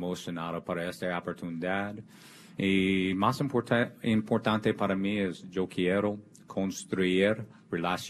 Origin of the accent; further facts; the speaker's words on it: Kansas City, Missouri, United States; I grew up in Kansas City